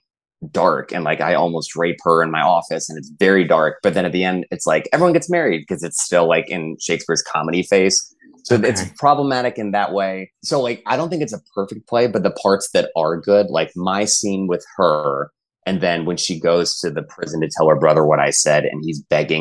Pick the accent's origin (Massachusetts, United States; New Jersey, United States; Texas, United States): Texas, United States; I'm from Texas. And like, we have like a football dynasty at my school.